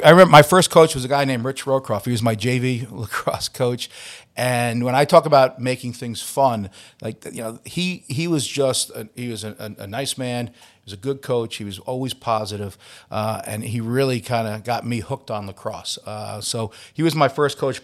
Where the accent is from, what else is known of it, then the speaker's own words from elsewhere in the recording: Long Island, New York, United States; now in Philadelphia, United States; I'm from Long Island